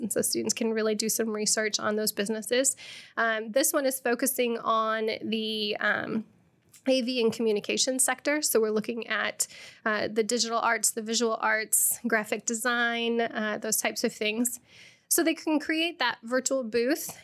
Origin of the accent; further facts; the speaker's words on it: Rochester, Illinois, United States; moved away as an adult; now in Bloomington-Normal, United States; I am originally from Rochester, a small city outside, or small town outside of, uh, Springfield.